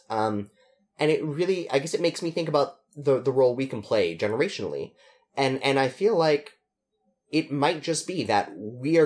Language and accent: English; Canada; as a Canadian, as a soul citizen, not non-dual citizen, as just a Canadian